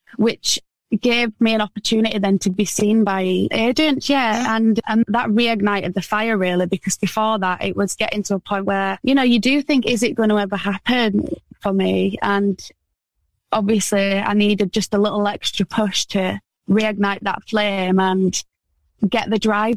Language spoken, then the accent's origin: English; Wakefield, Yorkshire and the Humber, United Kingdom; I'm from Wakefield, which is like a little town next to Leeds